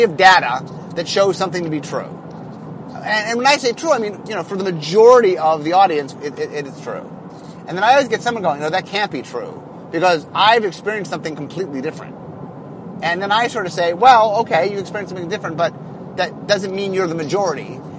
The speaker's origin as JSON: {"language": "English", "town": "Seattle", "region": "Washington", "country": "United States", "said": "Okay, so I'm from Seattle."}